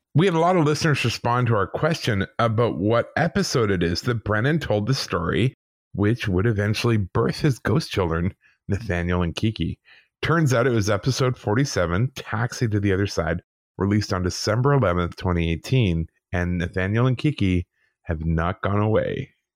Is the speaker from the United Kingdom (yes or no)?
yes; England, United Kingdom; I was born in England.